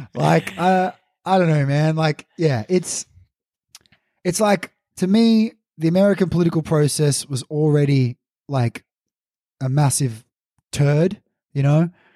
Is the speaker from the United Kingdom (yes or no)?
no; Australia; So, as an Australian